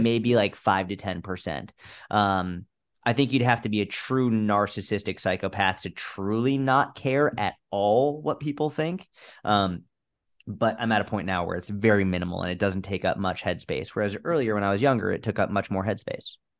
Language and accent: English; United States; as an American